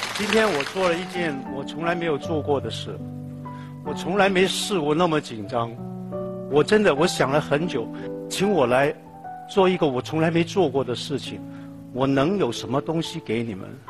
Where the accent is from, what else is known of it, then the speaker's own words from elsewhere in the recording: Hong Kong; also born or lived in Tai Po; 一九六一年，我在一个农村的地方出生，那个是叫大鹏